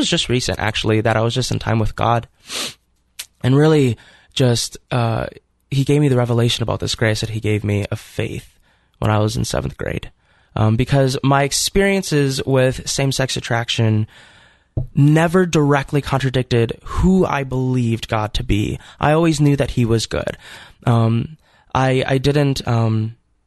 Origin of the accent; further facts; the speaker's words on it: Fargo, North Dakota, United States; I grew up in Fargo, North Dakota